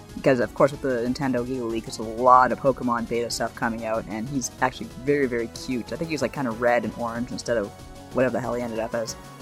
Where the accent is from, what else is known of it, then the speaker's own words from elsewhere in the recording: Canada; being Canadian